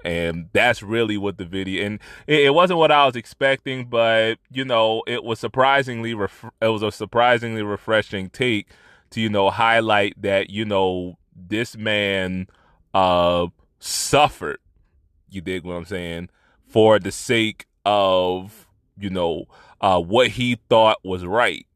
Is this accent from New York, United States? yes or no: no; Trenton, New Jersey, United States; from my hometown, no less, uh, one of the only good things to come out of Trenton